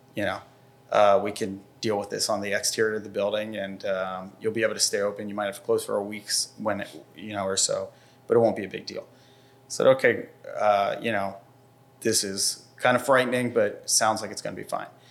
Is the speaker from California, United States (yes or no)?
no; Bucks County, Pennsylvania, United States; also born or lived in New York; I grew up in Bucks County